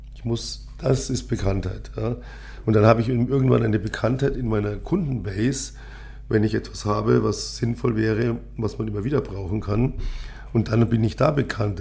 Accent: Munich, Bavaria, Germany; ich bin ja gebürtiger Münchner

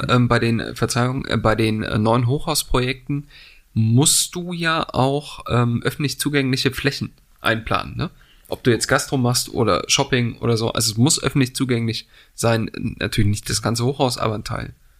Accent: East Germany, Germany; als Ostdeutscher

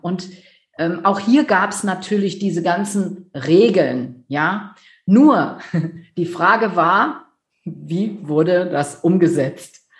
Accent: near Düsseldorf, North Rhine-Westphalia, Germany; also born or lived in Netherlands (Dutch heritage/nationality); ich komme aus der Nähe von Düsseldorf, Großstadt

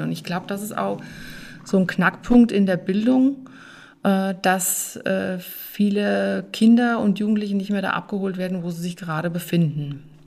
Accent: Hilders, Hesse, Germany; moved away as an adult; now in Weißbach, Germany; meinem Heimatort von Hilders

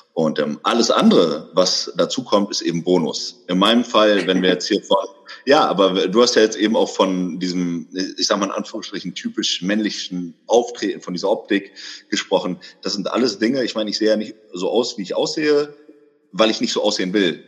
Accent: Bremen, Germany; also born or lived in Hamburg; now in Berlin, Germany; Ich komme ursprünglich aus dem Norden Deutschlands. Ich komme aus Bremen, habe auch ganz viel Zeit meines Lebens in Hamburg verbracht.

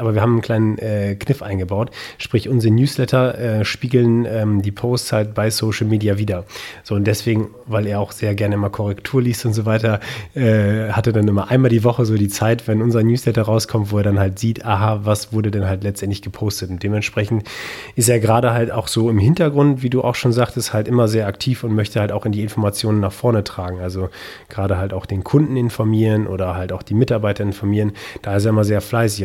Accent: Münsterland, North Rhine-Westphalia, Germany; moved away as an adult; also born or lived in Hamburg / Baden-Württemberg; für mich heißt es jetzt schon seit äh, vier Jahren zurück im Münsterland

